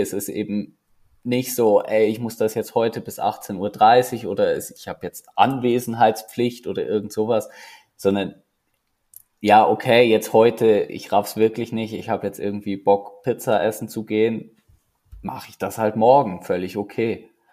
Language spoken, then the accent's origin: German; Neumarkt in der Oberpfalz, Bavaria, Germany; moved away as an adult; now in Zürich, Switzerland; die Sektion Neumarkt, wo ich aufgewachsen bin